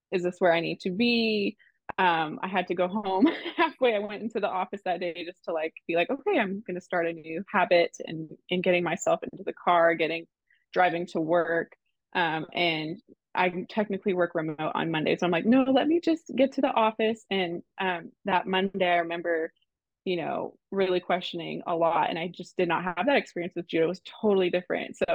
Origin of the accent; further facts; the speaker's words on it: Canada; accent: Canadian; moved away; Oh, and also I'm from Canada, so if I say any weird words